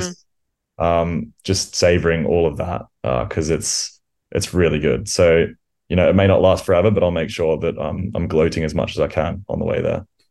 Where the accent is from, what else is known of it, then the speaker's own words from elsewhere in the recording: Australia; moved away; growing up in Australia